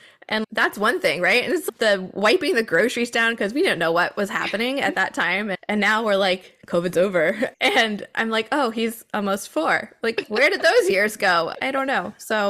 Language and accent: English; the South, United States; moved away as an adult; now in New England, United States; I was born in the South and then we moved up here for my husband's work and I am not leaving.